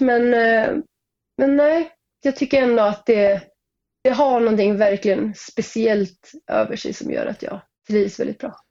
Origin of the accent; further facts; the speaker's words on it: Sweden; also born or lived in Norway; jag är ju svensk, men jag startade min karriär i Norge